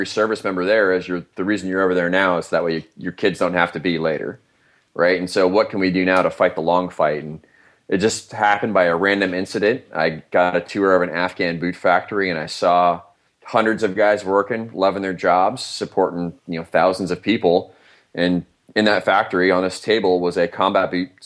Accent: Iowa, United States; moved away; I'm from Iowa originally

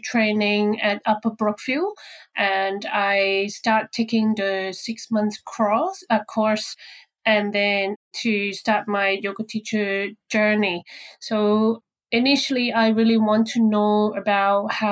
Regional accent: Hong Kong; moved away as an adult; now in Brisbane, Australia; my hometown in Hong Kong

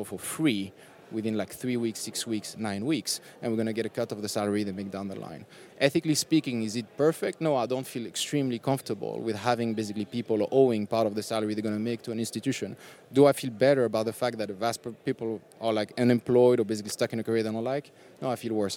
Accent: France; also born or lived in Tunisia; I was born in Tunisia, but I grew up in France

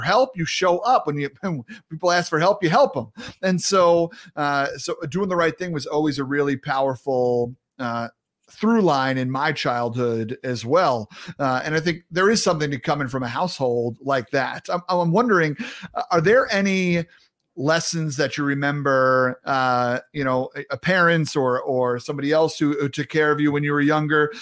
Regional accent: New York, United States; as a New Yorker

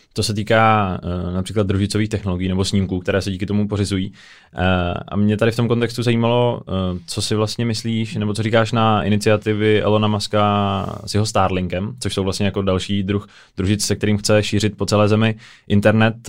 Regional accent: Czechia; že jsme z České republiky

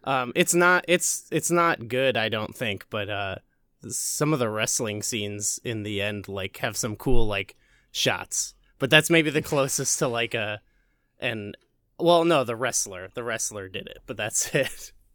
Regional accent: Illinois, United States; I'm also from Illinois

